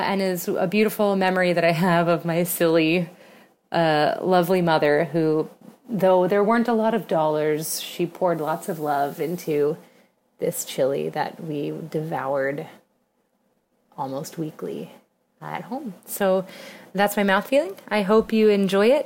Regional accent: San Antonio, Texas, United States; now in New York City, United States; I grew up in San Antonio

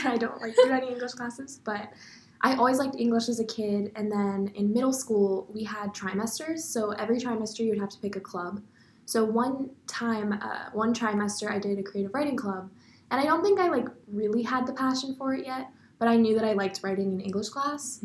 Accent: Austin, Texas, United States; I'm from Austin, Texas.

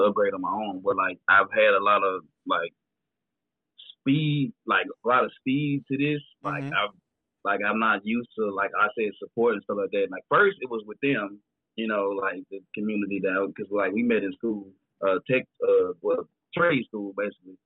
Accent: Mississippi, United States; I'm from Mississippi

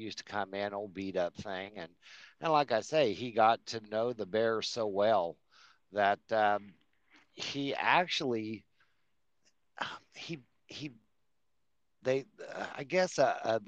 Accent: Colorado, United States; now in Oklahoma, United States; I'm born and raised in Colorado

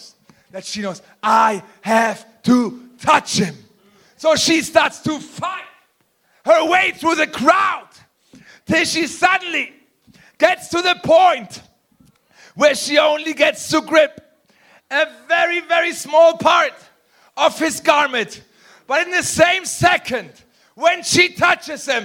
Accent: Germany; I'm from Germany

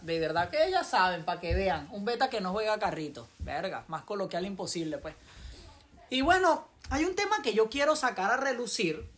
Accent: Venezuela; now in United States; yo como venezolano

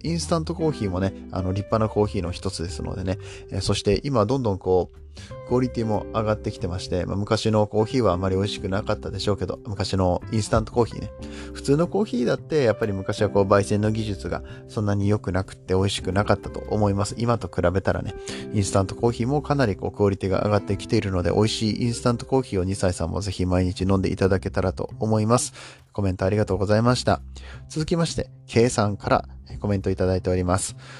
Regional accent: Japan

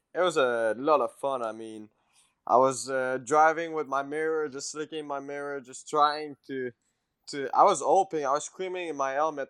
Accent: Quebec, Canada; English is a second language; moved away as an adult; now in Mooresville, United States; me from Quebec

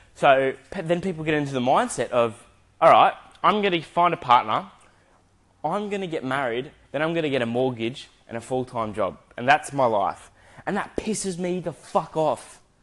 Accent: Adelaide, South Australia, Australia; now in Gold Coast, Australia; I am currently living on the Gold Coast in Queensland. I'm from Adelaide, but I've been here for 12 years, 11 to 12 years

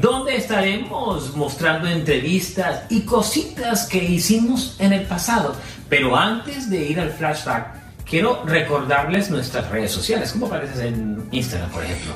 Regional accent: Caribbean Region, Colombia; now in United States; Cómo extraño mi tierra, cómo extraño el Caribe colombiano

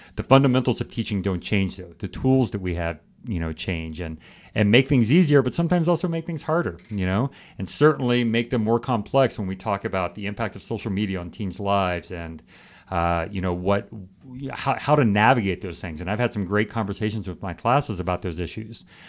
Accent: California, United States; moved away as an adult; also born or lived in Finland / Beijing, China / India; now in Michigan, United States; I'm from California

